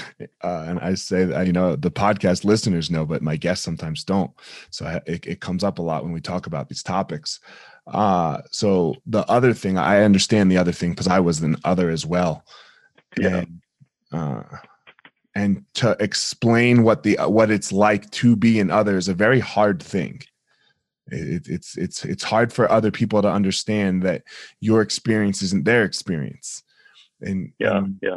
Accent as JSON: {"language": "English", "region": "New Jersey", "country": "United States", "tie": "born or raised there", "also_born_or_lived": "Colorado", "moved": "yes", "said": "I grew up in South Jersey"}